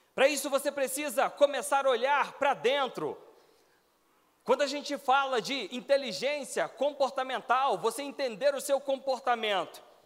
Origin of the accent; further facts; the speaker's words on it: Belo Horizonte, Minas Gerais, Brazil; moved away as an adult; now in Brasília, Brazil; eu morava em Belo Horizonte, sou natural de BH